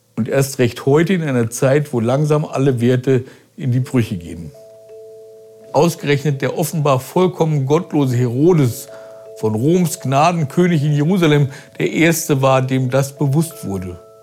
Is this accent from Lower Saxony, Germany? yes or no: yes; Braunschweig, Lower Saxony, Germany; Braunschweig, der Stadt, wo ich meine Kindheit verbrachte